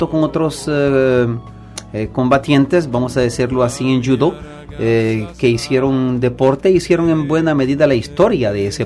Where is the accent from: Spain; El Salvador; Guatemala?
El Salvador; San Salvador; moved away as an adult; now in Montreal, Canada; San Salvador, de la capital.